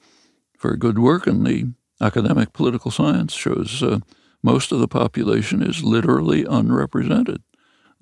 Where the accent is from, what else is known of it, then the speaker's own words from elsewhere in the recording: Philadelphia, Pennsylvania, United States; when I was a kid in the 30s and early 40s, when I lived in Philadelphia.